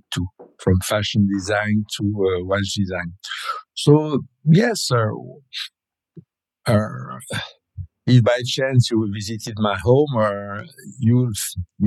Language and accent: English; Paris, Île-de-France, France; English is a second language; moved away as an adult; now in Besançon, France; I'm from Paris.